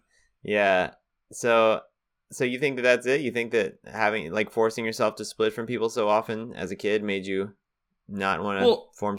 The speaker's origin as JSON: {"language": "English", "town": "Greenville", "country": "United States", "tie": "born or raised there", "said": "tell Greenville exactly is my hometown. Live. Yes, I live in Greenville."}